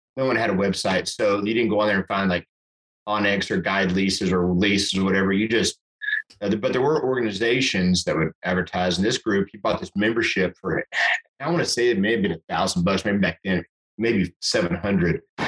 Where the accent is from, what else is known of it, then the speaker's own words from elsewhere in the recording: Amarillo, Texas, United States; I grew up way up here in Amarillo